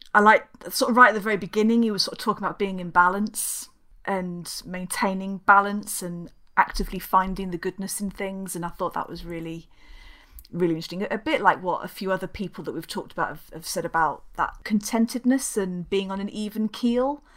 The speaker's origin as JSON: {"language": "English", "town": "Kingston upon Thames", "region": "London", "country": "United Kingdom", "tie": "born or raised there", "moved": "yes", "said": "as we know from my accent, I'm not from around these parts. I grew up, uh, in a place called Kingston down in London"}